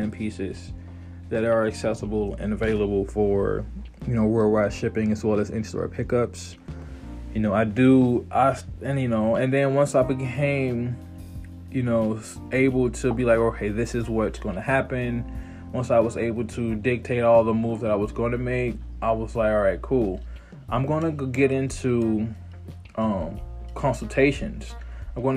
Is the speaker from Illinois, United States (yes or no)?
yes; Chicago, Illinois, United States; moved away; I'm 31, born and raised in Chicago, Illinois, moved all over